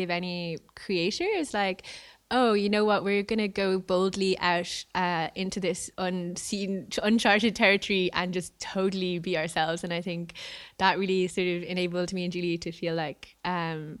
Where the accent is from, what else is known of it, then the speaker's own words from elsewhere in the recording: County Clare, Munster, Ireland; we grew up in Clare, so there was always trad everywhere anyway